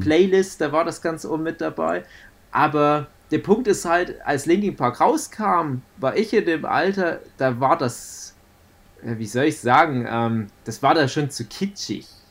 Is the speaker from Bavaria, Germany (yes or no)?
no; Saxony, Germany; bei uns in Sachsen